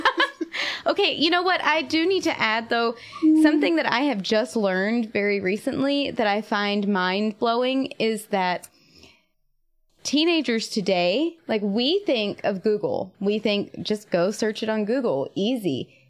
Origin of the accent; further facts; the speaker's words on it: Eastern North Carolina, United States; I grew up in Eastern North Carolina and we didn't get snow